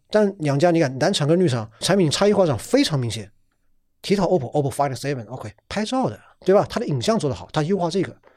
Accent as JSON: {"language": "Chinese", "country": "China", "said": "我们中国人这种 copy 能力是很强的"}